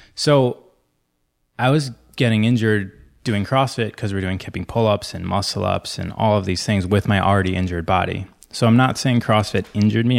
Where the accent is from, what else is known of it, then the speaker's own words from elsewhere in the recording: Michigan, United States; moved away as an adult; now in California, United States; I grew up in Michigan